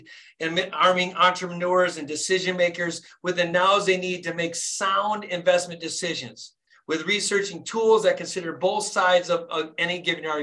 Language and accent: English; Flint, Michigan, United States; born and raised in Flint, Michigan